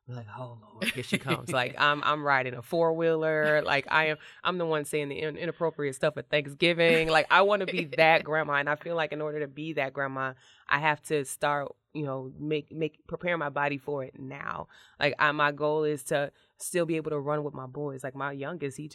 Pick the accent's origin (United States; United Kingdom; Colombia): United States; Robbins, Illinois; I grew up in the South Suburbs